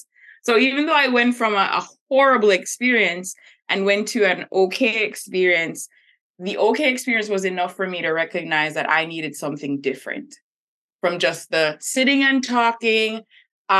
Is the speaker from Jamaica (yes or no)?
yes; Jamaica; moved away; I'm originally from Jamaica, and Jamaica is very religious